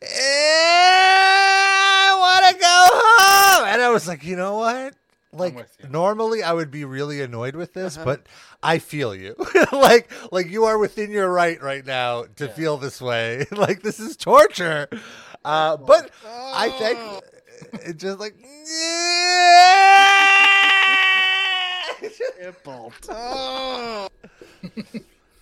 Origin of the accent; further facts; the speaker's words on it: United States; being American